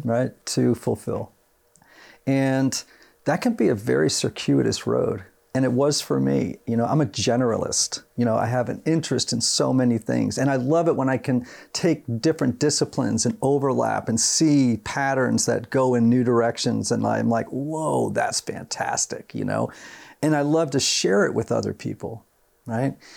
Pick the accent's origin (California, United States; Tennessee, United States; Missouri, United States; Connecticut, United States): Connecticut, United States; Greenwich; I grew up in Greenwich, Connecticut, right, right outside of Manhattan